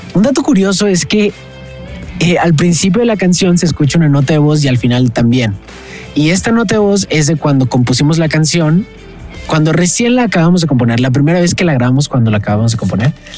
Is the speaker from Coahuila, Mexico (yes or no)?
yes; Saltillo, Coahuila, Mexico; now in Mexico City, Mexico; soy un cantautor de Saltillo, actualmente vivo en la Ciudad de México